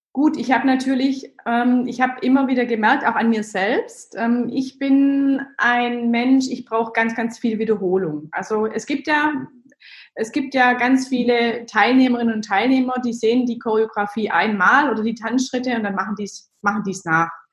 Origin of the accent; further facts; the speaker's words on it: Germany; ich bin so ganz klassisch als Kind im Dorf aufgewachsen